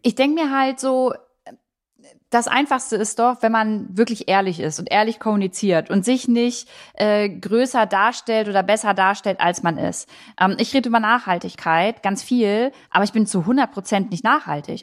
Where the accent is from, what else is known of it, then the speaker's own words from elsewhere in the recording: Harz, Germany; meine Heimat. Der Harz, der Harz ist super schön